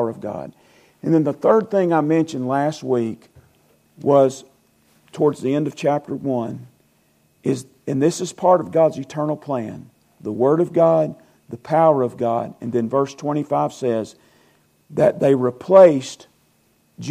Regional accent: Weaver, Alabama, United States; I'm from Calhoun County.

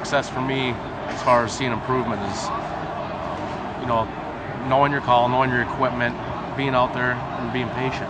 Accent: Minnesota, United States; I'm from Minnesota.

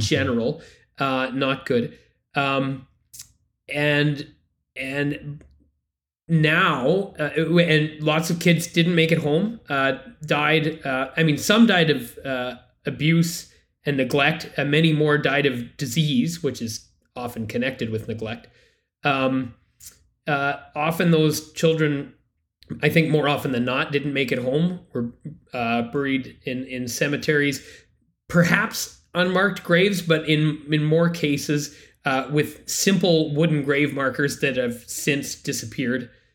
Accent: Canada; I am a Canadian and a Catholic

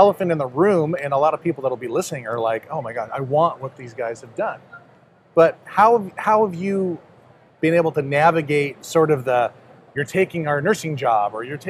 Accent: Portland, Oregon, United States; I'm from Portland, Oregon.

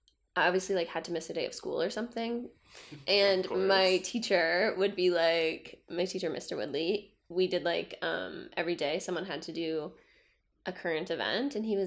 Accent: Canada; I'm from Canada

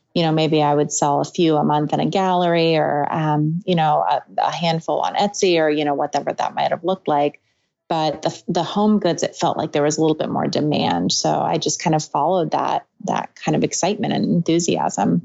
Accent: Portland, Oregon, United States; also born or lived in Santa Cruz; I moved back to my hometown in Portland

